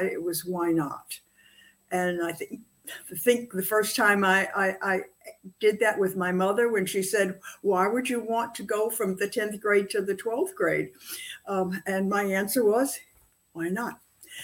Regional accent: Atlanta, Georgia, United States; also born or lived in Sedona, Arizona; I'm born and raised in Atlanta

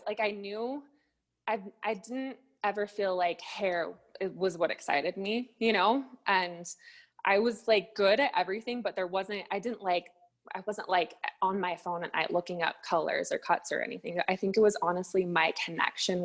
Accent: Salt Lake City, Utah, United States; I'm from Salt Lake City, Utah

